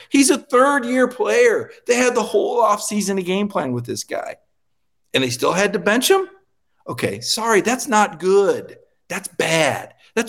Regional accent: Michigan, United States; moved away; also born or lived in Mobile, Alabama; I grew up largely in Michigan. I was born in Mobile, Alabama, but grew up in Michigan

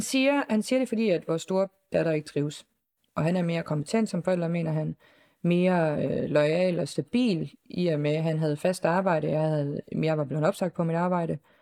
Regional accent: Southern Denmark, Denmark; moved away; jeg er, øh, længere nede fra, øh, i sydpå

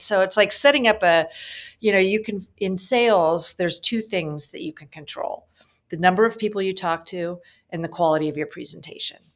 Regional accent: San Francisco Bay Area, California, United States; moved away as an adult; also born or lived in Manhattan, New York; I'm from the San Francisco Bay Area, and after college, I was working in San Francisco

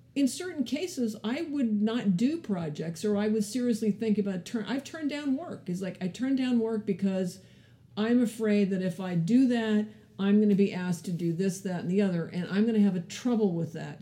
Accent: California, United States; also born or lived in Canada / Ethiopia / Palo Alto; I grew up in California

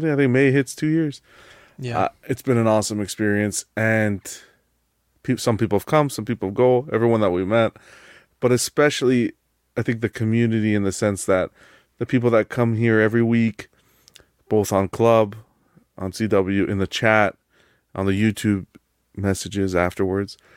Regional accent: Canada; I'm Canadian, so I had my Thanksgiving already.

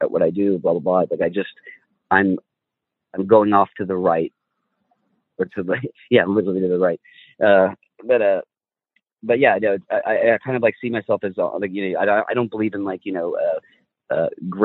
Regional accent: California, United States; I was raised in California my entire life. I still live here

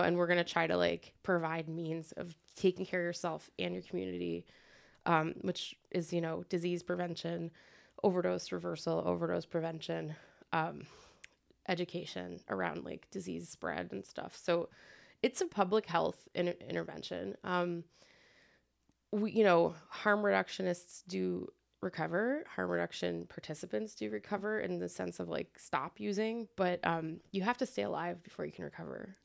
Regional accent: Trenton, New Jersey, United States; moved away as an adult; also born or lived in Iowa City; now in Quad Cities, United States; I'm from Trenton, which is, like, forty minutes away from Philly

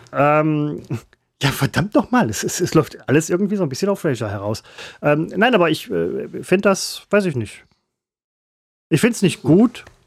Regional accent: Essen, North Rhine-Westphalia, Germany; also born or lived in Velbert; Ich bin Essener, Werdener

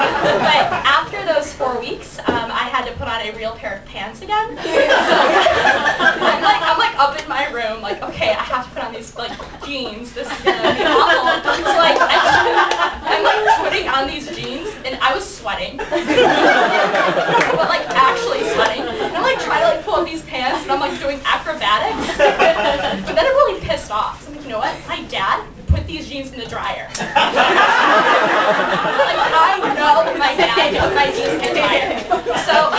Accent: Chicago suburb, Illinois, United States; moved away as an adult; now in Chapel Hill, United States; I'm from Chicago, but really a suburb, and it's actually not really that near

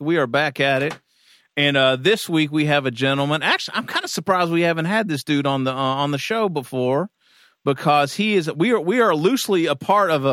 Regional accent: Kentucky, United States; growing up in Kentucky

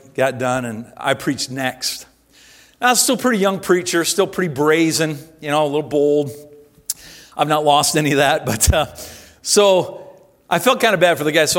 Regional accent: Simcoe, Ontario, Canada; moved away as an adult; I was born and raised here in Simcoe. I lived most of my life here, 18 years of my life, first 18 years

